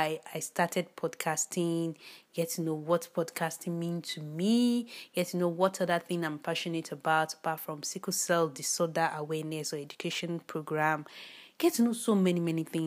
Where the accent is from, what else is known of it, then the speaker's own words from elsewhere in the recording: Nigeria; I'm a Nigerian. By birth, by origin, by nationality, by everything, I'm a Nigerian.